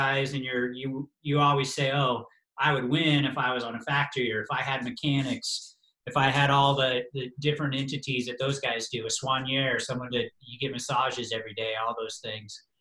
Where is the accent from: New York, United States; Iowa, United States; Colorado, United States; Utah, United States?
Colorado, United States; I was from Colorado and had all the right adjustments to race at altitude